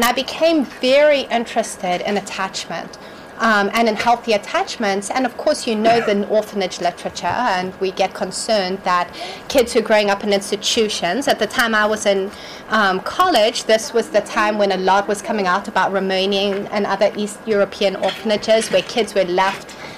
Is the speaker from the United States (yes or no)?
no; Malawi; I grew up in Malawi.